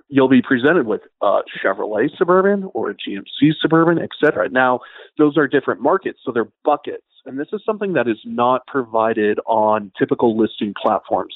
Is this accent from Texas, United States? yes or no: no; Idaho, United States; growing up in Idaho